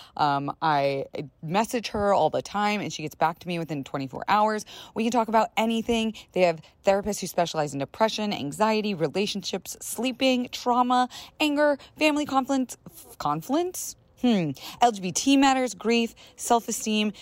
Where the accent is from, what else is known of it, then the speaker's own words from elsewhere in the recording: Florida, United States; I was raised in Florida